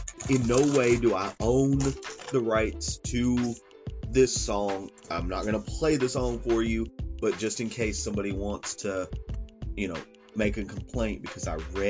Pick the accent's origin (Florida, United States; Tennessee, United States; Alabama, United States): Tennessee, United States; Chattanooga; also born or lived in Galveston, Texas; Raised in Chattanooga